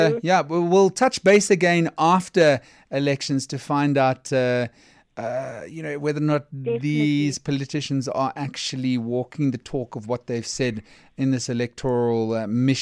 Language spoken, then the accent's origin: English; South Africa; as a South African citizen